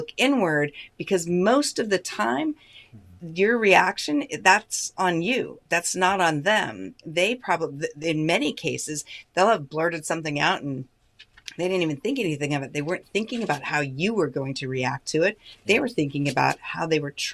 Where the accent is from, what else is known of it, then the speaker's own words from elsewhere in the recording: United States; as an American